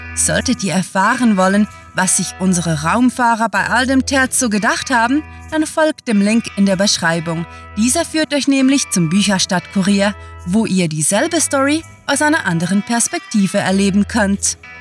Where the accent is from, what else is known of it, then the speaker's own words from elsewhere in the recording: Switzerland; accent: Swiss; sind wir waschechte Schweizer